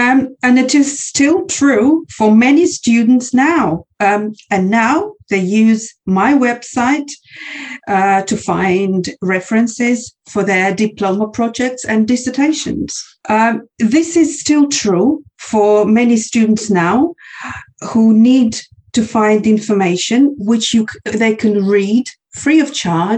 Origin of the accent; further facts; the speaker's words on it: Kazakhstan; English is a second language; now in Russia; I'm 33 years old. I was born and raised in Kazakhstan. I now study and live in Russia doing my postgraduate degree.